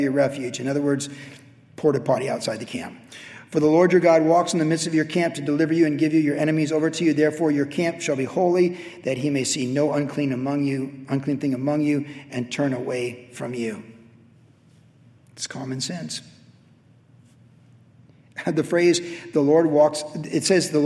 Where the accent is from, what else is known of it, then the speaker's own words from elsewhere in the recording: Carlsbad, California, United States; Growing up in Carlsbad, we used to skate down across Highland Street, down to Tamarack